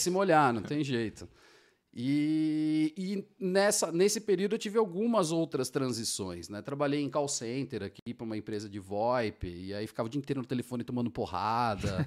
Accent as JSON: {"language": "Portuguese", "region": "São Paulo", "country": "Brazil", "moved": "as an adult", "lives_now": "Georgia, United States", "said": "eu sou de São Paulo, capital, e aquela selva de pedra"}